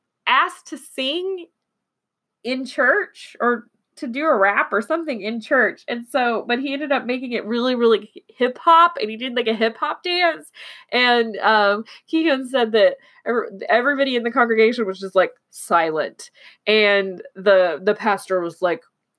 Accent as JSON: {"language": "English", "region": "Oklahoma", "country": "United States", "moved": "yes", "lives_now": "Texas, United States", "said": "I'm in Texas and I'm from Oklahoma, so I'm very used to the Texas accent"}